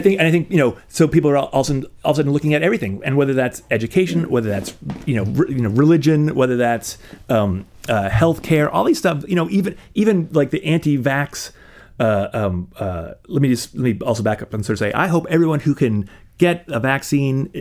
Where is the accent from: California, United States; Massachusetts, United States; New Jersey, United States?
Massachusetts, United States; Fairhaven; moved away; I grew up outside of New Bedford, down down in lovely Fairhaven, um, on on the south coast